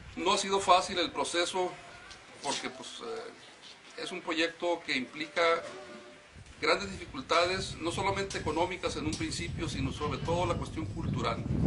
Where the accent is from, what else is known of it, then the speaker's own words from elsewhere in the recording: Baja California Sur, Mexico; Nosotros somos de los pocos subcalifornianos de pura cepa que quedamos en Baja California Sur.